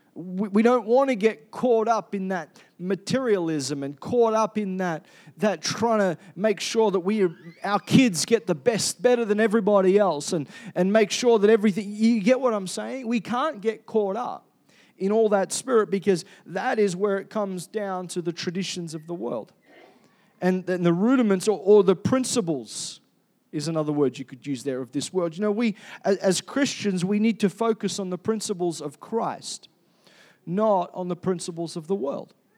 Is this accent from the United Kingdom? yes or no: no; Perth, Western Australia, Australia; now in Cairns, Australia; I was born in Perth